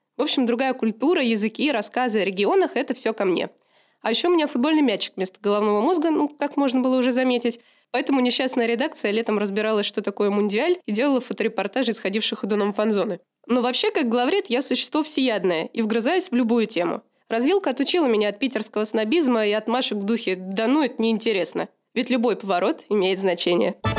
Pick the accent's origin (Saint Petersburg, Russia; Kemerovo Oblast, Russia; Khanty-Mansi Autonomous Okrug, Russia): Saint Petersburg, Russia; я из Петербурга